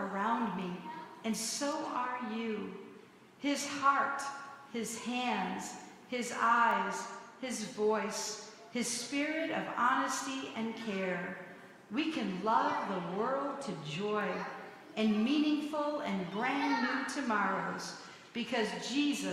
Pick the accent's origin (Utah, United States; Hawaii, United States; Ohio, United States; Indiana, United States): Hawaii, United States; I grew up in Hawaii, in missionaries